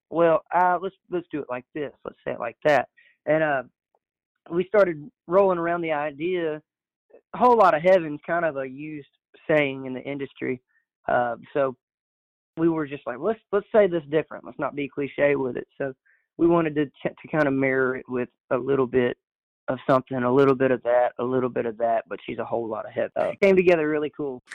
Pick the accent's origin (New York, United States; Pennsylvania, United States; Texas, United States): Texas, United States; Orange; moved away as an adult; now in Nacogdoches, United States; we grew up in Orange, Texas, my entire life from zero to 18. I was in Orange, Texas.